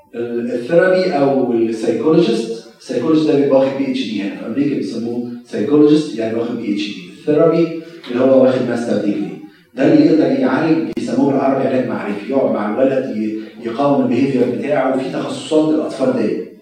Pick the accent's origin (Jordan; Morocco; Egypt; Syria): Egypt; also born or lived in Maryland, United States; now in United States; كخدام مصريين